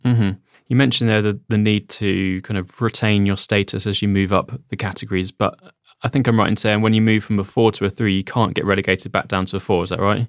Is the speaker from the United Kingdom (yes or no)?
yes; United Kingdom; we are British.